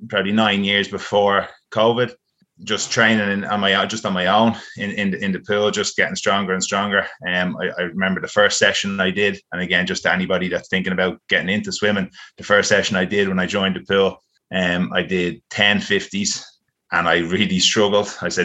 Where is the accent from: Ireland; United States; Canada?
Ireland; Malahide, Leinster; also born or lived in Donabate; primary school teacher from Malahide, grew up in Malahide, living in Donabate now